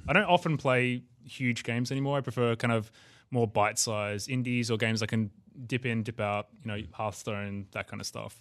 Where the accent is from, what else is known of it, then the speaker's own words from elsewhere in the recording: Australia; I'm an Australian